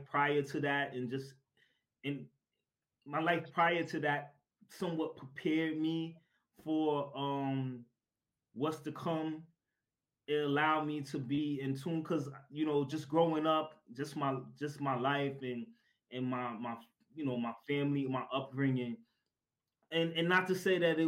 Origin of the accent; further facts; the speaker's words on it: New York City, New York, United States; I am originally from, or I'm born and raised in Brooklyn, New York, and still residing in Brooklyn, New York